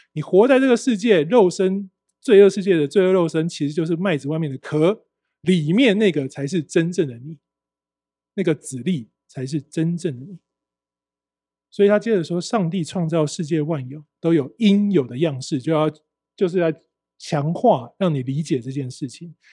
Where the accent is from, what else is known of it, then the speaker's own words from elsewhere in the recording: Taiwan; 我们台湾人